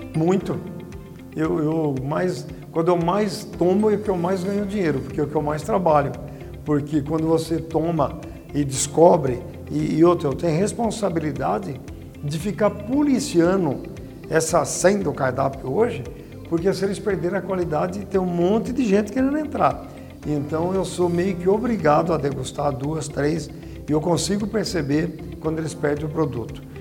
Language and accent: Portuguese; Tupã, São Paulo, Brazil; also born or lived in Adamantina; eu nasci em Adamantina, viemos para Tupã com. Eu tinha nove anos, na década de 60